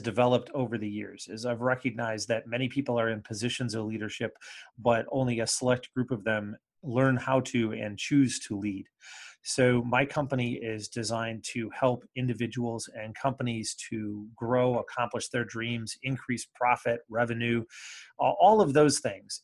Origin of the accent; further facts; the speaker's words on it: Comstock, Michigan, United States; also born or lived in Ann Arbor, Michigan / Maryland / Indiana; I'm from Michigan. I suppose all various parts of Michigan. I grew up on the west side in the Kalamazoo area in a little town called Comstock